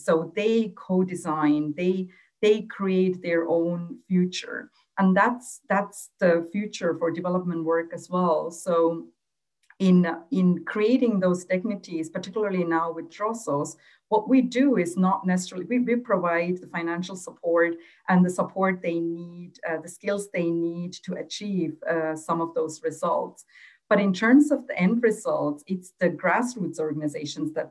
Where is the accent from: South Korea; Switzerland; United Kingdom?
Switzerland; also born or lived in Sri Lanka; when I was growing up in Switzerland, I was one of the first generation of Tamil girls to go to school here in Switzerland